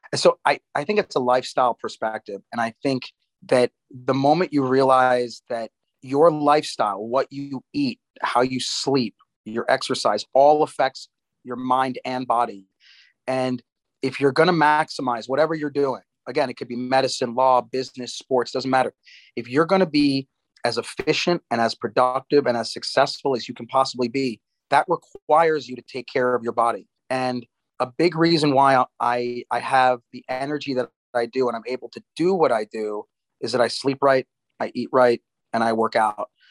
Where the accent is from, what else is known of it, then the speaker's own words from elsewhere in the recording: United States; moved away as an adult; also born or lived in New Jersey, United States / Durham, North Carolina, United States / Baltimore, Maryland, United States; now in Miami, United States; I was born in New York, grew up in New York and New Jersey